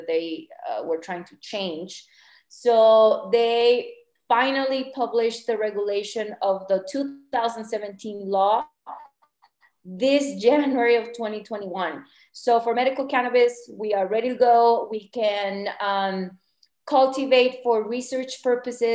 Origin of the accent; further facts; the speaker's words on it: Chihuahua, Mexico; moved away as an adult; also born or lived in Ciudad Juarez, Mexico / Colorado, United States; now in Mexico City, Mexico; I'm from Chihuahua and I lived in the border for many years in Ciudad Juarez